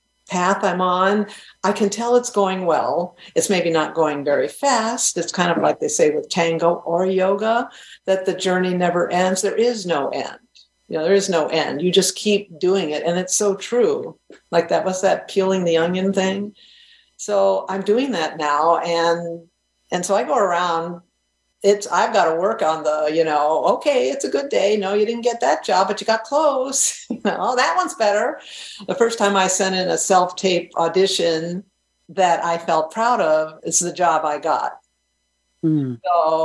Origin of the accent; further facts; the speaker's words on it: New England, United States; I grew up in New England. That's what happened to me.